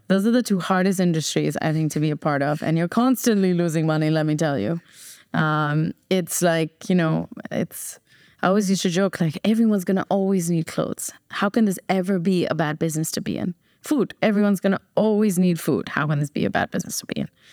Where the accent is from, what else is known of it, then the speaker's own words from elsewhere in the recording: New Jersey, United States; moved away as an adult; also born or lived in Chennai, India / Bombay, India; now in Dubai, United Arab Emirates; I was born in Chennai, raised in New Jersey